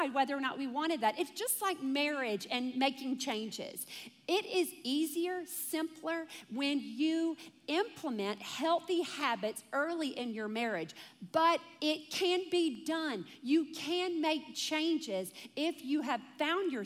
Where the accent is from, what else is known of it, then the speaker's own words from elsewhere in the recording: Deep South, United States; I came from a family that was like, you know, we're from the Deep South